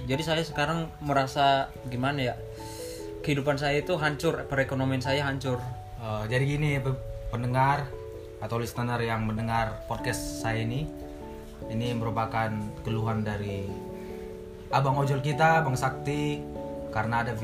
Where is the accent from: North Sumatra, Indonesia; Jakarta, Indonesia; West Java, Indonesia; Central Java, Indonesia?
North Sumatra, Indonesia; Medan